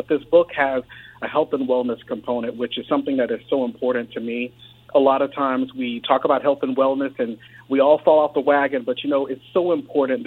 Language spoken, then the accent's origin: English; the South, United States; I grew up in the South.